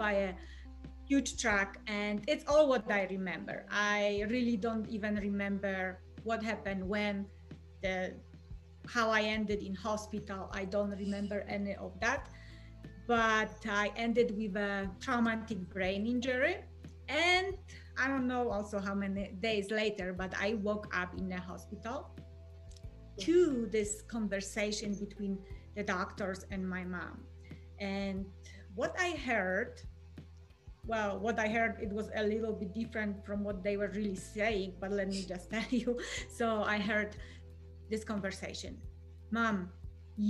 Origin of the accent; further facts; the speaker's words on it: Poland; English is a second language; moved away as an adult; I'm originally from Poland, born and raised.